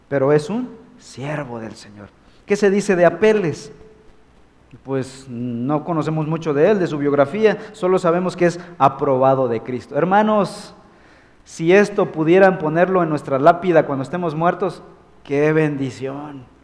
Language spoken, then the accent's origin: Spanish; Mexico